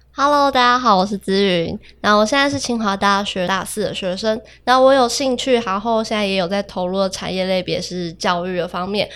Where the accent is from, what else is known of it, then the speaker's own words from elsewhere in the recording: Hualien County, Taiwan; moved away as an adult; also born or lived in Hsinchu; 因为我是花莲人